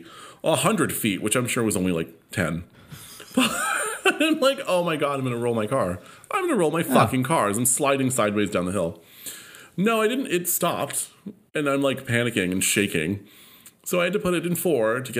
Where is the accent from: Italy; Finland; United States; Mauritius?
United States; California; I am from California, okay, through and through